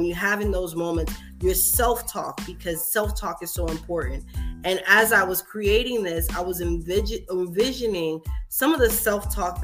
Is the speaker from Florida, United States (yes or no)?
yes; Miami, Florida, United States; I'm from Miami, but my dad's side is from like a country part of Jacksonville and you know, Florida